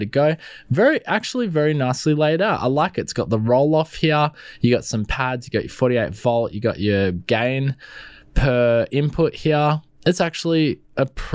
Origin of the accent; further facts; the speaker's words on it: Melbourne, Victoria, Australia; I'm from Melbourne